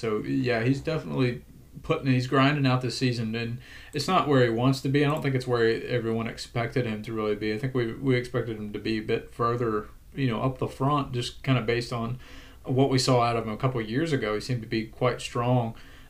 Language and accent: English; United States; I'm the American